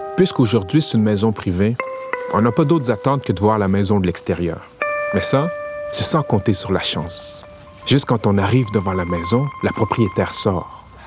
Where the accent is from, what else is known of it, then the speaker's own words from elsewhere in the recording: Montreal, Quebec, Canada; On est de Montréal et on est descendu jusqu'à Norfolk